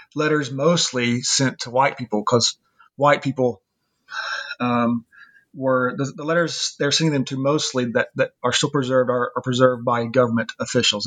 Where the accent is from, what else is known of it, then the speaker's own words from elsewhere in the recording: Ozark, Arkansas, United States; also born or lived in Fayetteville, Arkansas / Helsinki, Finland; I was born and raised in Ozark, Arkansas